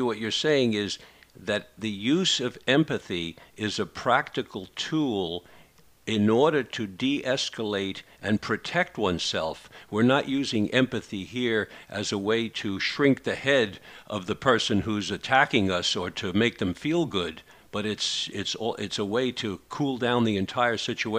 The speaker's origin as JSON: {"language": "English", "country": "United States", "said": "somebody who's yelling at me and calling me names because I'm an American?"}